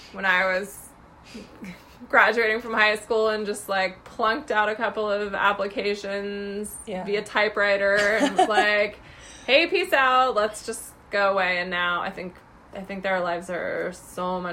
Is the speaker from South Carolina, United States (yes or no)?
no; Newport Beach, California, United States; moved away as an adult; I grew up in Southern California in Orange County, in Newport Beach